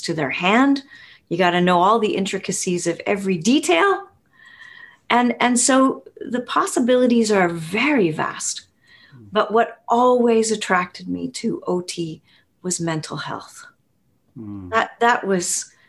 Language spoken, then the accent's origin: English; Winnipeg, Manitoba, Canada; I'm from Winnipeg in central Canada